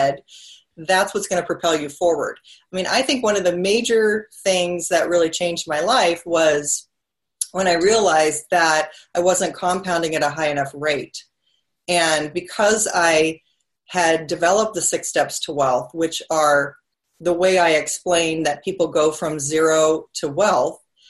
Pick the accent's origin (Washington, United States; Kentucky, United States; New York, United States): Washington, United States; Seattle; also born or lived in Mercer Island; I'm from the Seattle area where you are, and we would take a boat and we would drive around Mercer Island where I lived